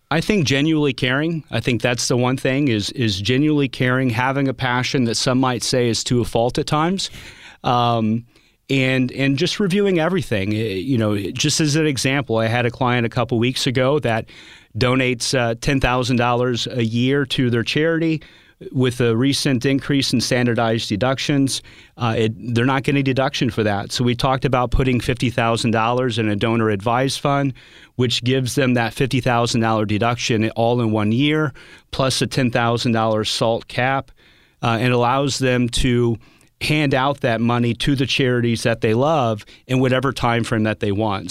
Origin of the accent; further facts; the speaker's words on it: Pacific, Missouri, United States; I grew up in Little Pacific, Missouri, not with a, a ton of money